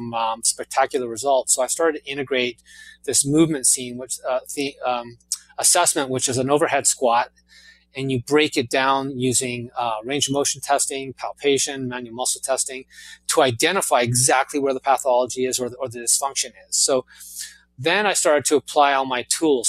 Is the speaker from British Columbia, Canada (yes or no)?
yes; Vancouver, British Columbia, Canada; moved away as an adult; also born or lived in Los Angeles; I grew up in Vancouver, Canada